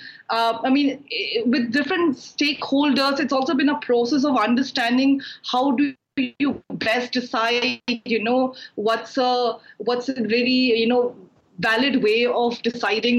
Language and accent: English; Manipur, India; moved away as an adult; now in Guwahati, India; I'm a tribal from Manipur